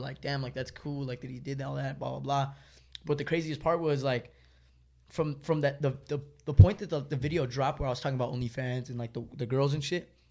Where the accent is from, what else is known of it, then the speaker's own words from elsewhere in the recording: Los Angeles, California, United States; I'm from